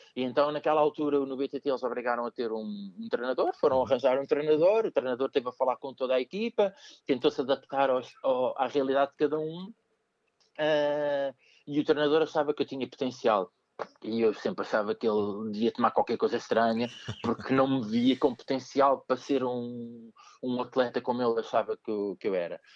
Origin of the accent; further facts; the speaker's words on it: Queluz, Lisbon, Portugal; also born or lived in Amadora; vivi em Queluz, uh, vivi na Amadora, nasci na, em, na Amadora, uhum. mas depois passei a viver em Queluz